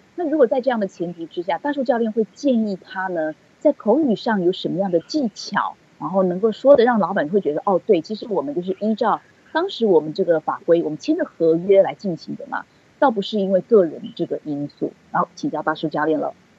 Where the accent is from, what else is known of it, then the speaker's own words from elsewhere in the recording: Taiwan; now in United States; 我们台湾人，台语讲的话，就是“惊”啊